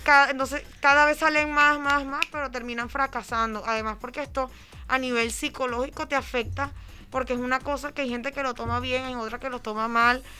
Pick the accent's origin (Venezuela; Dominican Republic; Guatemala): Venezuela; also born or lived in Barcelona; now in Paris, France; yo soy venezolana, vengo de otro tipo de cultura